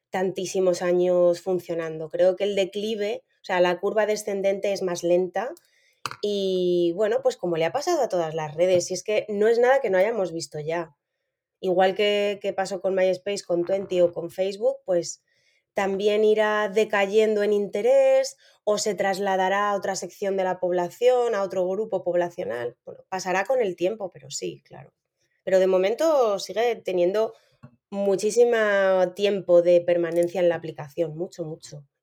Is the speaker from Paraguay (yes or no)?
no; Spain; O sea, yo soy española y estoy feliz viviendo en España. Y tengo mucho arraigo ahí de familia y amigos